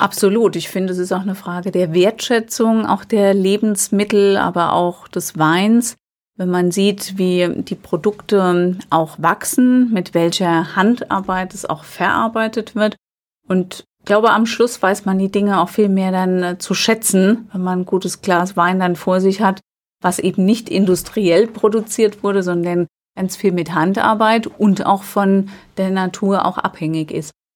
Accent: Alzey, Rhineland-Palatinate, Germany; born or raised there

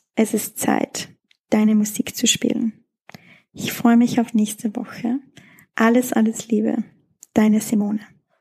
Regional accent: Schladming, Styria, Austria; weil es in meiner Heimat stattfindet, in Schladming

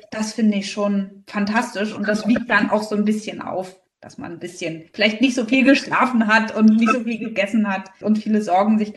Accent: Berlin, Germany; now in Rostock, Germany; ich bin gar kein gebürtiger Fischkopf, sondern ich komme eigentlich aus Berlin. Aber bin ja 2014 nach äh, Rostock gezogen

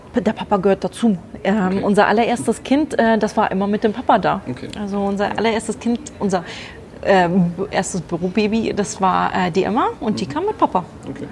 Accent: Germany; moved away as an adult; now in Frankfurt, Germany; bin nicht gebürtige Frankfurterin, sondern eigentlich aus der Nähe von Bremen

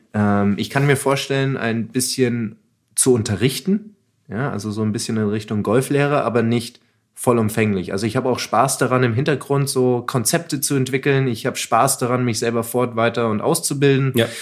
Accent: Munich, Bavaria, Germany; ich komme aus München

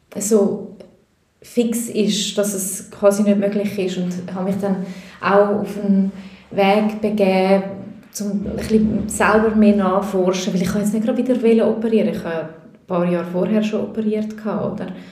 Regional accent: Switzerland; also born or lived in Peru; ich bin in der Schweiz geboren und in der Schweiz aufgewachsen

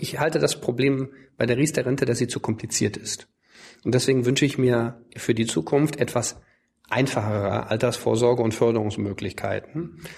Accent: Cologne, North Rhine-Westphalia, Germany; ich bin ja in Köln aufgewachsen

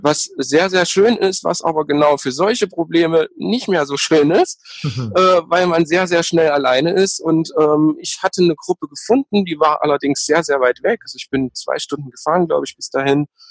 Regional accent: East Germany, Germany; ich, natürlich gebürtiger Ossi

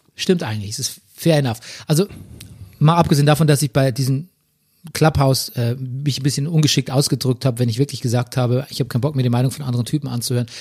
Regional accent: Southern Germany, Germany; now in Berlin, Germany; bei uns im Süden

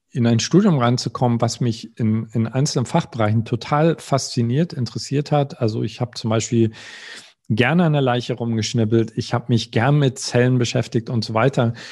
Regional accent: East Germany, Germany; Also ich, ich komme aus dem Osten, die äh, es war äh, die Wendezeit.

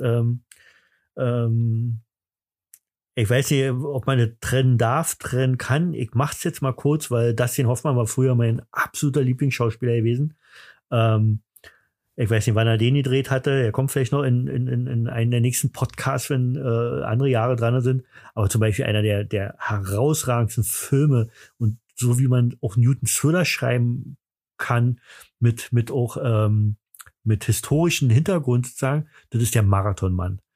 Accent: East Germany, Germany; bei uns im Osten

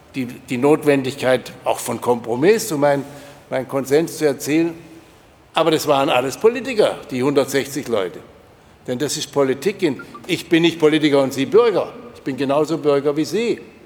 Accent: near Rottweil, Baden-Württemberg, Germany; ich komme ja auch aus der Nähe von Rottweil

